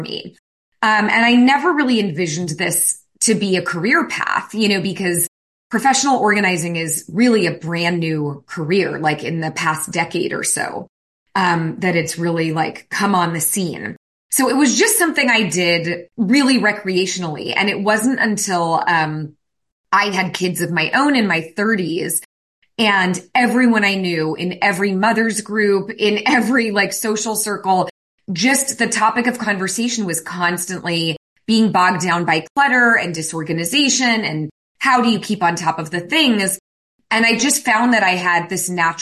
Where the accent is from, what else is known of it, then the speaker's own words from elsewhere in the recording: San Francisco Bay Area, California, United States; I was raised in the San Francisco Bay Area